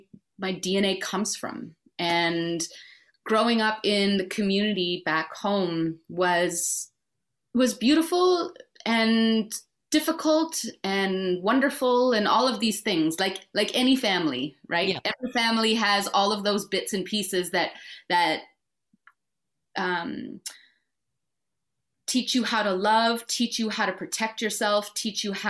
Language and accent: English; Winnipeg, Manitoba, Canada; moved away; Being from Winnipeg